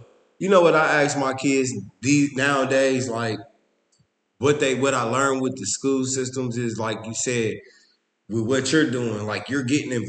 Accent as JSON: {"language": "English", "town": "Linden", "region": "New Jersey", "country": "United States", "said": "You know, I'm from Linden."}